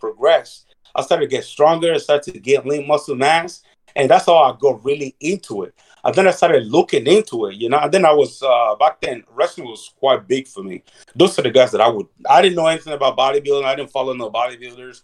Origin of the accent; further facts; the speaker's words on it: Dublin, Leinster, Ireland; also born or lived in Nigeria; I was born in Nigeria. I grew up in Dublin, Ireland. At the age of 9, my mother find somebody to smuggle myself and my big brother to Dublin